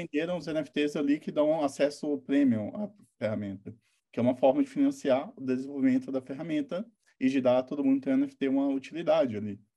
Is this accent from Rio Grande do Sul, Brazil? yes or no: no; interior of Minas Gerais, Brazil; eu sou interior de Minas, 10 mil habitantes